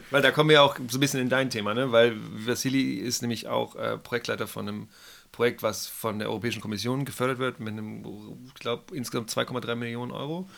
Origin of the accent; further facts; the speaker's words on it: Hamburg, Germany; now in Baden-Württemberg, Germany; ich komme aus Hamburg